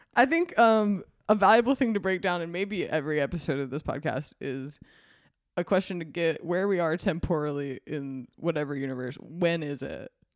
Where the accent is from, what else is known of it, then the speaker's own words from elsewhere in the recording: Mississippi, United States; now in California, United States; I'm from Mississippi